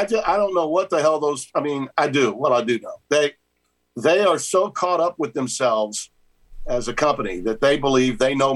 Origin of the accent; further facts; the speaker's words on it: United States; as an American